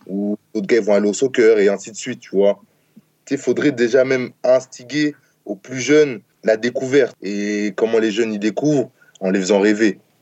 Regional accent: France; moved away as an adult

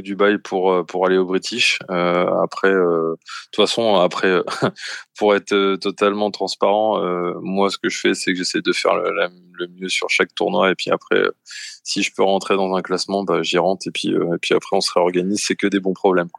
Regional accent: France; nous les Français on bosse beaucoup.

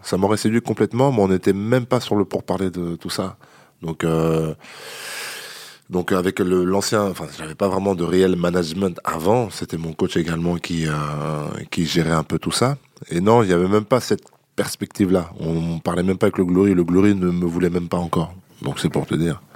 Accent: La Roche-sur-Yon, Pays de la Loire, France; moved away as an adult; now in Paris, France; je viens de Vendée.

